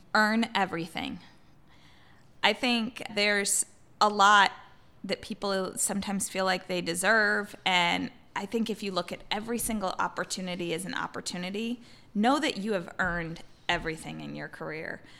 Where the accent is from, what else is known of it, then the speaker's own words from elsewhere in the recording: Iowa, United States; moved away as an adult; also born or lived in Missouri / Minneapolis; now in Seattle, United States; I grew up in Iowa.